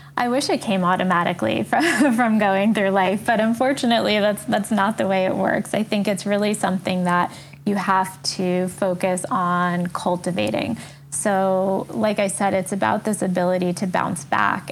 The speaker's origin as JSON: {"language": "English", "town": "New York City", "region": "New York", "country": "United States", "tie": "born or raised there", "also_born_or_lived": "France / South Africa", "said": "an American, born and raised in New York"}